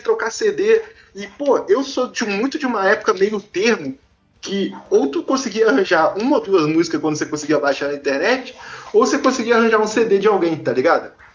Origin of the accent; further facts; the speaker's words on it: Vitória, Espírito Santo, Brazil; eu sou nascido em Vitória, Espírito Santo.